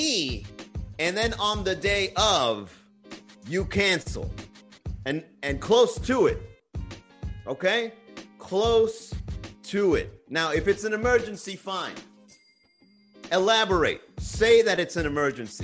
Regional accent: Miami, Florida, United States; I'm from Miami.

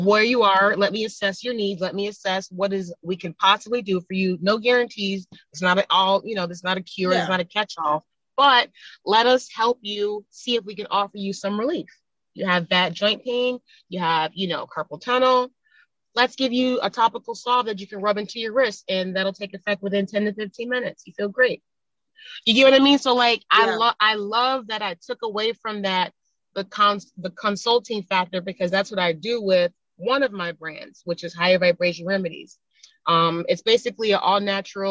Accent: Buffalo, New York, United States; moved away as an adult; now in Los Angeles, United States; I grew up in Buffalo, New York in the 90s

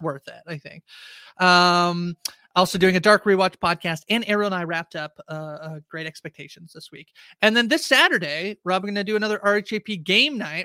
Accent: Canada; I'm Canadian

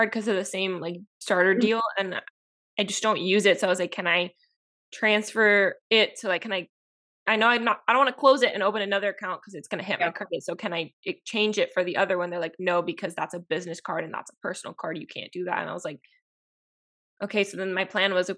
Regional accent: Miami, Florida, United States; We're an American hub in Miami

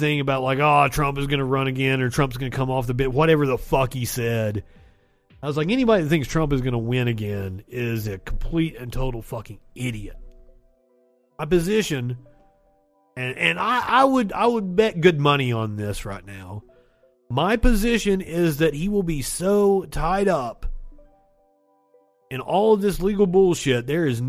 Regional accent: Kentucky, United States; I'm from Kentucky

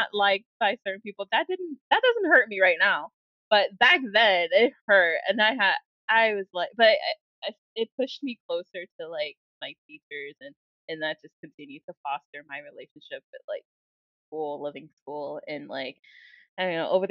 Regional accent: Chicago, Illinois, United States; moved away as an adult; also born or lived in Nigeria / Ann Arbor, Michigan; now in Milwaukee, United States; we moved to Chicago when I was 3 years old

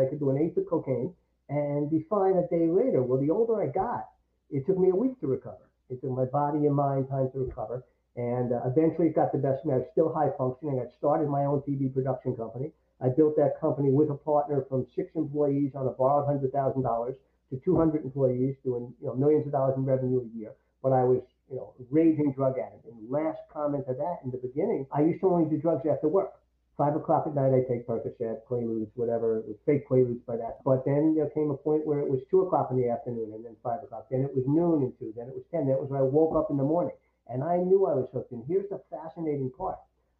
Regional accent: New York, United States; also born or lived in Syracuse; growing up in New York

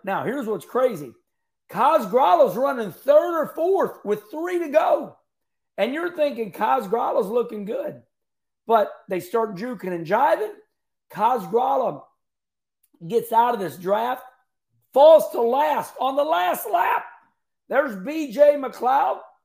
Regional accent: Arnold, Missouri, United States; We're in Arnold, Missouri. Love my hometown

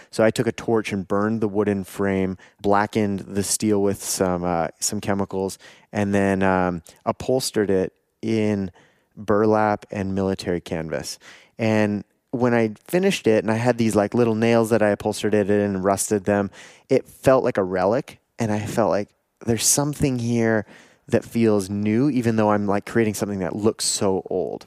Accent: Canada; also born or lived in Taiwan; I'm from Canada

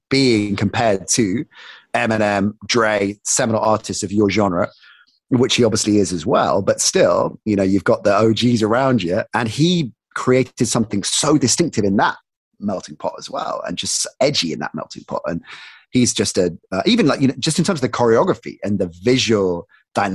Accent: United Kingdom; I was of course in love with America, with American sports, with American culture, but as a Brit also had that cynicism for parts of that as well

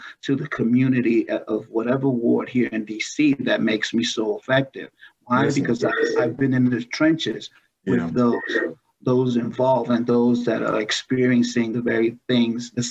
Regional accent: New York City, New York, United States; I was born and raised in New York City, Brooklyn, New York

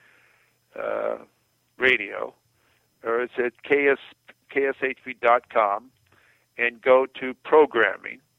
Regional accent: Pasadena, California, United States; also born or lived in Las Vegas; I really enjoyed my high school experiences in growing up in Pasadena

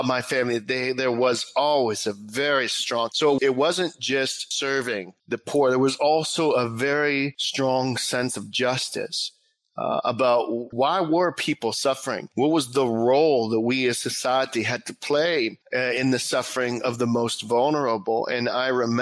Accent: South Fayette, Pennsylvania, United States; I grew up outside of Pittsburgh in a beautiful community, South Fayette, outside of Bridgeville

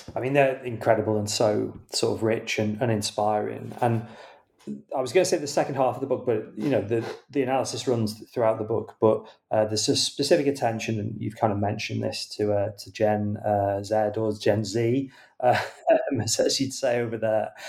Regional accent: United Kingdom; as a British reader

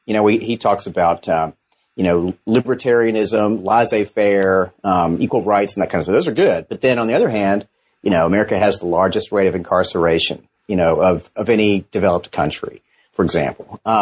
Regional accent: Georgia, United States; Yeah, well, I'm from Georgia, and I did my undergraduate work at Furman University in history

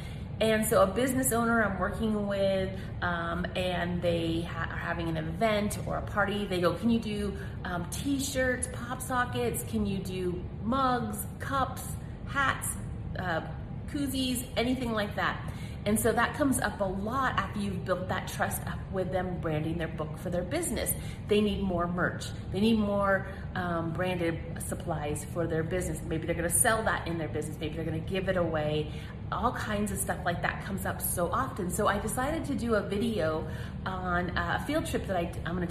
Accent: Colorado, United States; I'm from Colorado.

